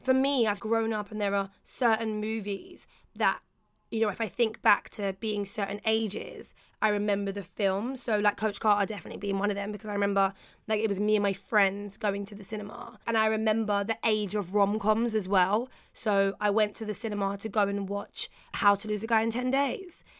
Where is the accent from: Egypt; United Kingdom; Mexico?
United Kingdom; London; I grew up in Peckham, so we had Peckham-plex